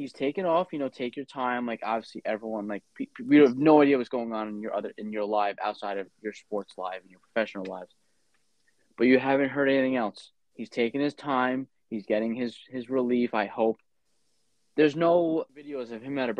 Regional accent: New York City, New York, United States; I grew up in Staten Island

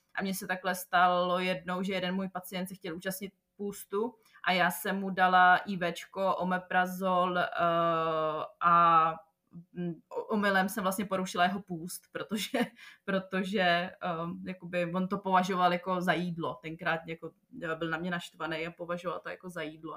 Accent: Czechia; moved away as an adult; also born or lived in Prague; now in Jeddah, Saudi Arabia; u nás v Čechách

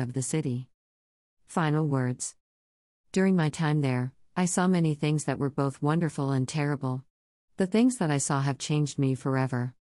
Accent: New York City, New York, United States; I grew up in New York City in America

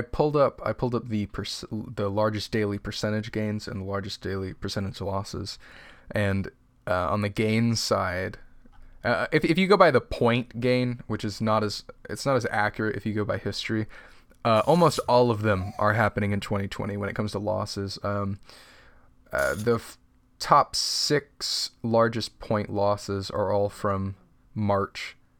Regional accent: United States

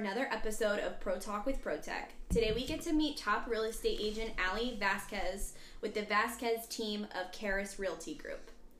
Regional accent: West Virginia, United States; I'm from West Virginia

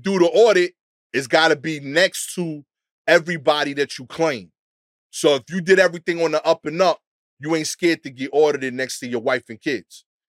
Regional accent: New York, United States; as a New Yorker

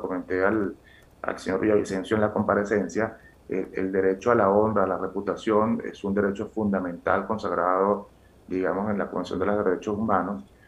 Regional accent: Venezuela; moved away as an adult; now in Colombia; yo tengo familia ecuatoriana, aunque yo soy venezolano de nacimiento, mis padres, mi familia paterna y materna es ecuatoriana

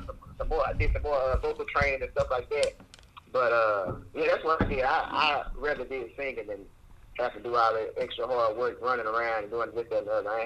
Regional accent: Dallas, Texas, United States; I'm from Dallas, Texas, first of all, a little city called Oak Cliff, Texas.

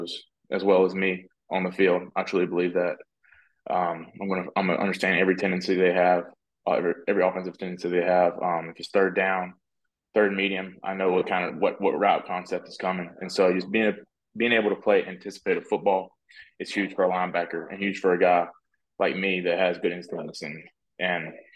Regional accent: North Carolina, United States; I'm from North Carolina

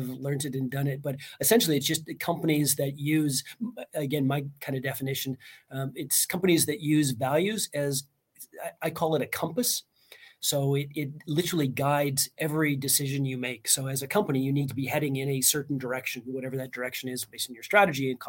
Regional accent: Canada; moved away as an adult; now in Estonia; I'm not Estonian. I'm Canadian, lived and worked in like 8 different countries

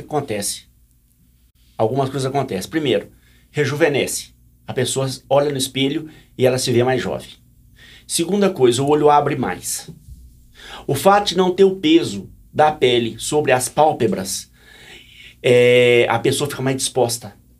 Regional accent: Goiás, Brazil; Sou de Goiás

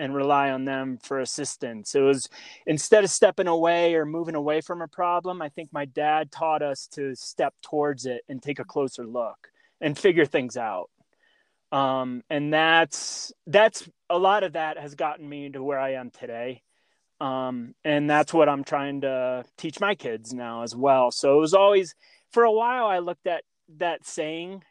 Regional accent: Clarks Summit, Pennsylvania, United States; throughout our years growing up in Clark Summit

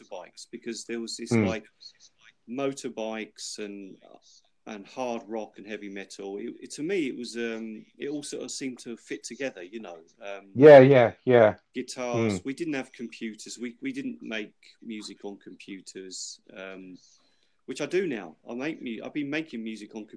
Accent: United Kingdom; we are British

